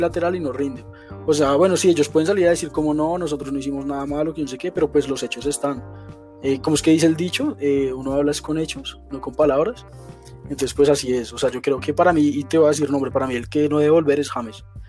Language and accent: Spanish; Colombia; uno como colombiano